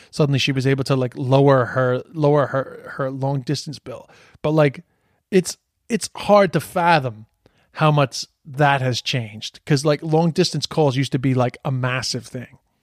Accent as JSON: {"language": "English", "town": "New York City", "region": "New York", "country": "United States", "tie": "born or raised there", "said": "we'd be, like, hanging out on the streets of Queens"}